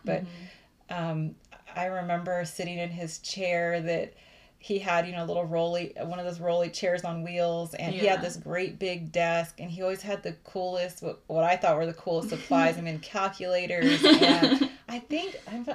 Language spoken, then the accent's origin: English; Austin, Texas, United States; I was born in Austin, Texas. So I am a Texas girl